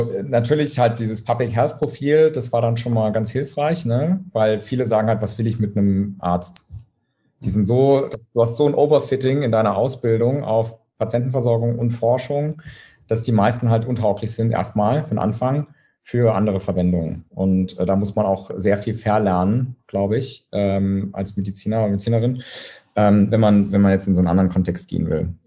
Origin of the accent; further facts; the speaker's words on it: Saarbrücken, Saarland, Germany; Ich komme aus Saarbrücken übrigens, deswegen ist mir das gerade eingefallen. Keine Diskriminierung von Saarländern.